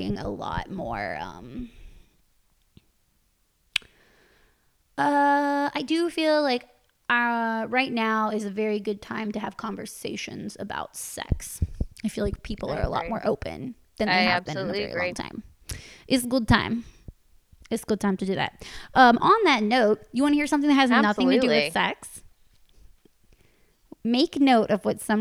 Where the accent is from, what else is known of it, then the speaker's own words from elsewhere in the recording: United States; I'm American